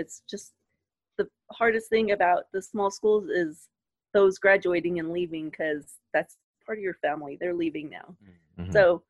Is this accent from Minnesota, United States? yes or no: no; Hondo, Texas, United States; I grew up in Hondo, where it's super small.